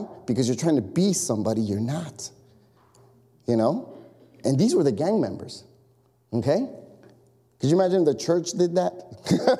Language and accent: English; Chicago, Illinois, United States; I grew up in Chicago.